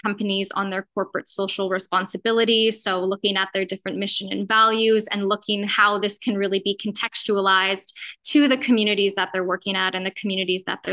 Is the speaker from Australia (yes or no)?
no; Canada; moved away as an adult; now in Mozambique; I'm from Canada originally, but have been in Mozambique now for about 6 years.